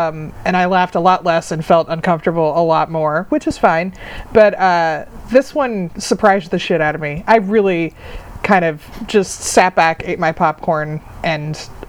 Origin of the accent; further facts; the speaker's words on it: East Coast, United States; moved away; also born or lived in Texas; I went to college with folks that grew up with those guys because I was from the East Coast.